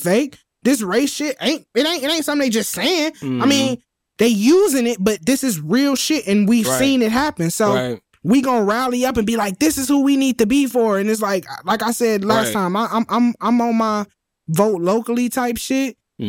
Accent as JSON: {"language": "English", "town": "Gary", "region": "Indiana", "country": "United States", "said": "I'm from Gary. I'm in Indiana more."}